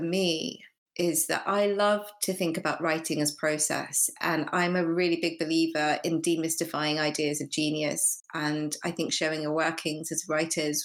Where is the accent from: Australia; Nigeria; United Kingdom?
United Kingdom; I'm British Asian